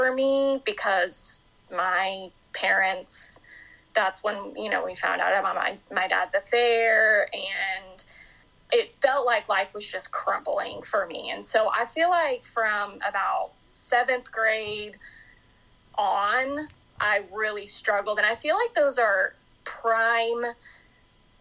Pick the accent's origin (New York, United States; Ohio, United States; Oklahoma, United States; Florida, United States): Oklahoma, United States; Norman; now in Oklahoma City, United States; I grew up in Norman, Oklahoma, and I live in Oklahoma City now